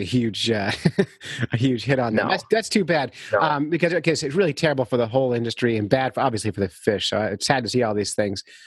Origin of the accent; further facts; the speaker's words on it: New York City, New York, United States; I grew up on Governor's Island